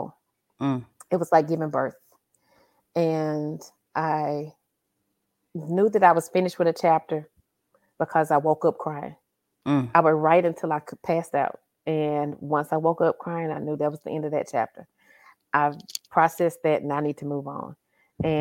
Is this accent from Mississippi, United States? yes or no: yes; Carthage, Mississippi, United States; also born or lived in Louisville, Kentucky; Born and raised in Carthage, Mississippi, which is smack dab in the middle of Mississippi.